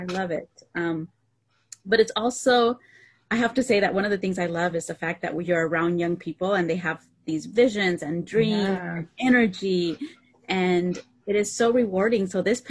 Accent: Idaho, United States; now in California, United States; I too come from a mother who was an immigrant and a farm worker. And, you know, we grew up low income in Idaho, which is, you know, a different context than where we live at currently.

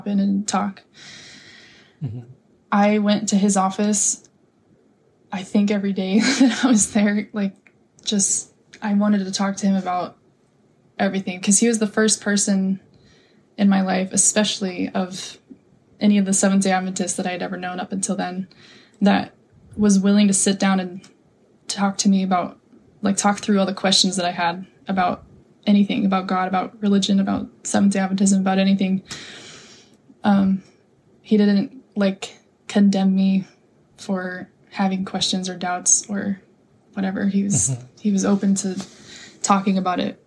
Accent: Napa, California, United States; moved away as an adult; now in Hawaii, United States; I was raised in Napa

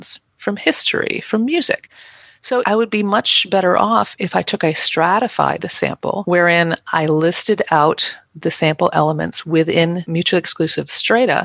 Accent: Midwest, United States; I'm a Midwesterner and I say strata

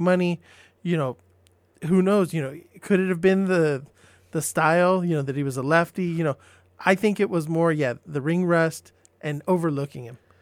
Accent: San Diego, California, United States; I grew up in San Diego

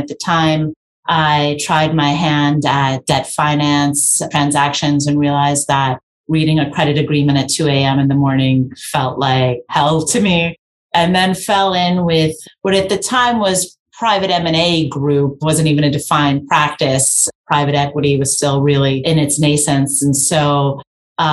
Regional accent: New York City, New York, United States; I grew up in New York. I'm a born and bred New Yorker from the Bronx

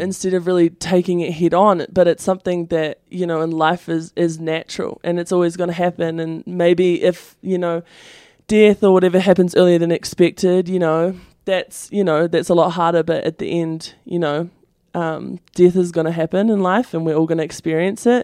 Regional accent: New Zealand; moved away as an adult; I come from New Zealand

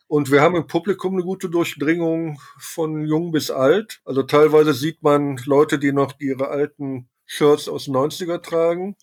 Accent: Germany; als Ausländer, als Deutscher

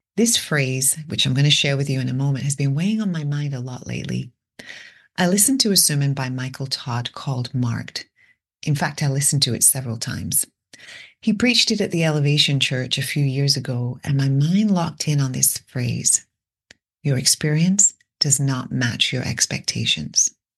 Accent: England, United Kingdom; moved away; Growing up in England

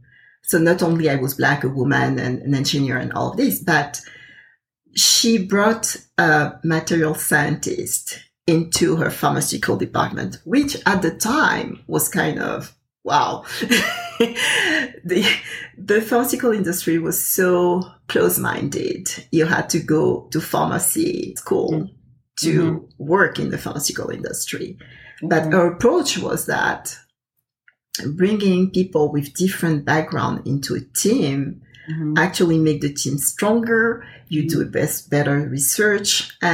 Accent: Côte d’Ivoire

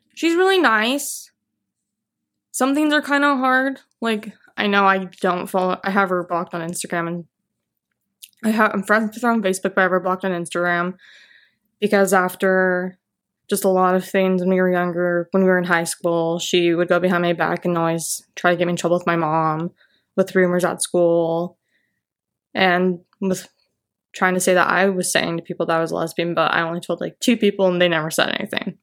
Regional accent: Orem, Utah, United States; I grew up in Utah County, Orem, Provo area as a child

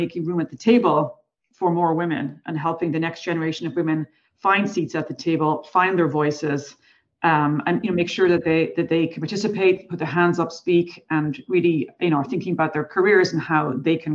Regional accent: Ireland; I'm Irish, so we have a history of storytellers

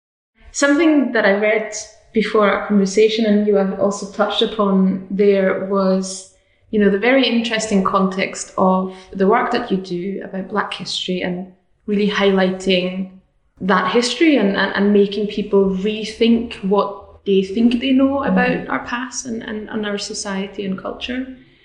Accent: Austria; Certainly not where I'm from. I'm from Austria. I wish we had a concept like this at home.

